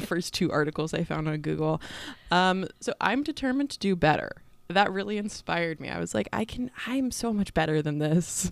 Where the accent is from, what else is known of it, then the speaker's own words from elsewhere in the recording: San Diego, California, United States; I'm from the San Diego